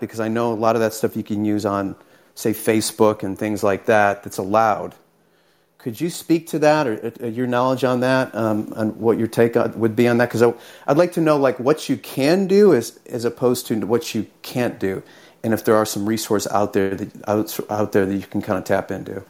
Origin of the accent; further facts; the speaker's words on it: Houston, Texas, United States; I'm from Houston, Texas